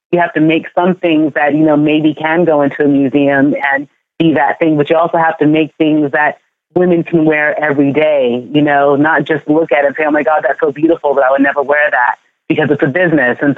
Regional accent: Ghana; now in United States; You know, I am from Ghana, but I feel like because I moved here to the US and I live in this like melting pot and it's been this, you know, cultural mixing, I feel like that's how I mix it

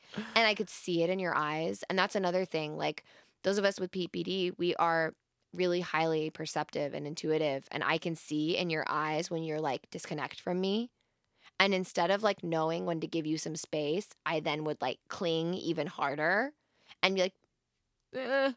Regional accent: Wyoming, United States; I'm from Wyoming

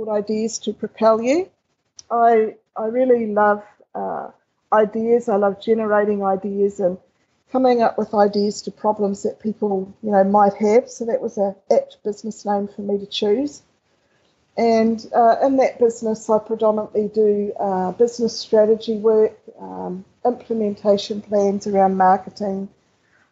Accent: New Zealand; I did both of those in New Zealand. People already probably have picked up my accent

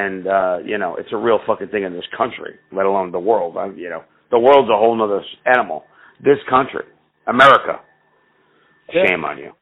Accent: New Jersey, United States; I'm from fucking New England. I'm from New Jersey

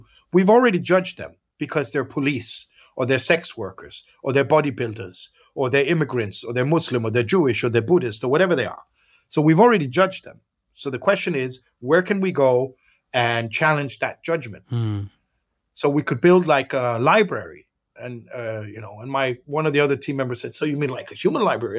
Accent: Copenhagen, Capital Region of Denmark, Denmark; I grew up here in Copenhagen, mixed parents.

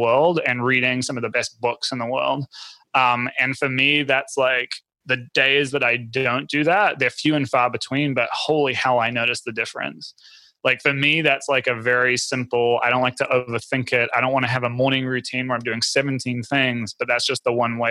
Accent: New Zealand; I grew up in New Zealand. We have this crazy coffee culture there

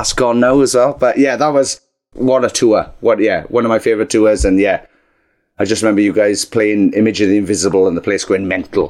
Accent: Wales, United Kingdom; we're Welsh

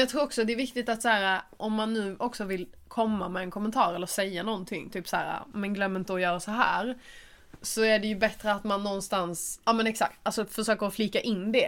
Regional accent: Skåne, Sweden; moved away; hälsa på min familj. Och bara vara hemma i Skåne

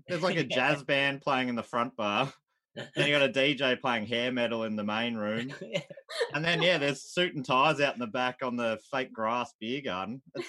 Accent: Melbourne, Victoria, Australia; I grew up in Moorabbin

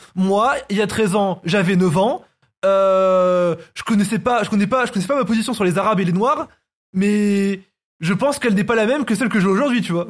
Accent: France; Je, suis pas né en Algérie, je suis né en France.

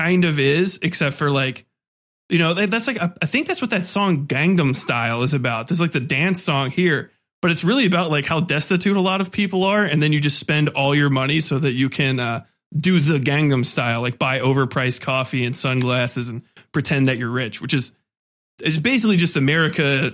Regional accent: United States; I'm an American

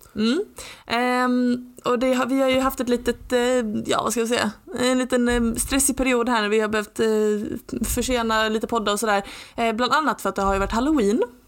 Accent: Lund, Skåne, Sweden; Jag är från Lund, jag är liksom inte från New York

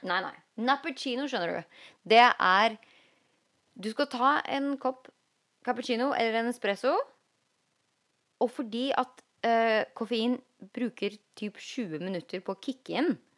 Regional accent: Norway; moved away as an adult; now in Los Angeles, United States

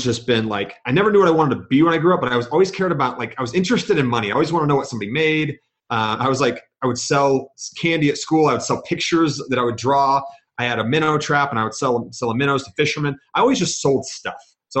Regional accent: Georgia, United States; born there; also born or lived in Virginia / New York / Kansas / Germany; now in Utah, United States; I'm an Army brat. So I was born in Georgia. I've lived in Virginia.

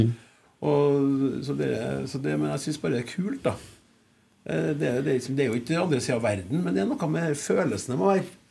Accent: Klæbu, Trøndelag, Norway; Jeg er jo landkrabbe fra Klæbu

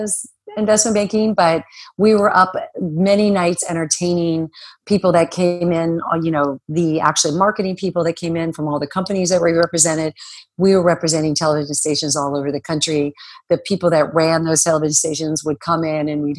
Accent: Phoenix, Arizona, United States; moved away as an adult; also born or lived in New York; I grew up in Arizona and it's a little bit of a sleepy town in Phoenix

